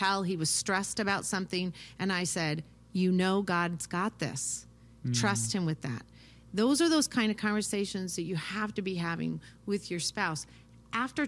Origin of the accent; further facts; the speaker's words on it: United States; also born or lived in Ukraine; we grew up here in America